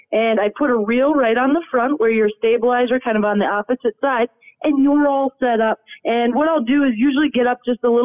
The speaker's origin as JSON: {"language": "English", "region": "Minnesota", "country": "United States", "tie": "born or raised there", "said": "When I grew up in Minnesota"}